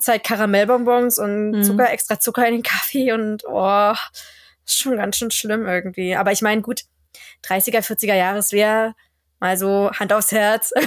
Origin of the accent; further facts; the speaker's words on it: Germany; now in Sweden; als Deutscher